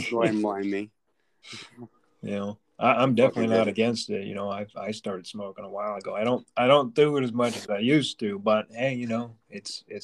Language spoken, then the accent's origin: English; Long Island, New York, United States; now in Pennsylvania, United States; originally from Long Island.